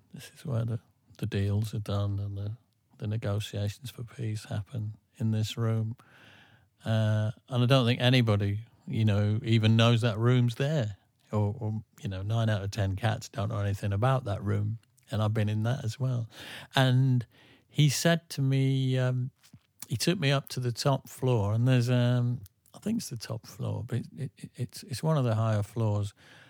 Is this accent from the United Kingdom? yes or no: yes; England, United Kingdom; we're English.